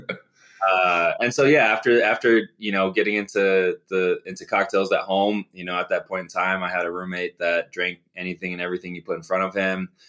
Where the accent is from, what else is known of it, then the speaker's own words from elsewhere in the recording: Phoenix, Arizona, United States; also born or lived in Chicago; I grew up in Phoenix, originally from Chicago.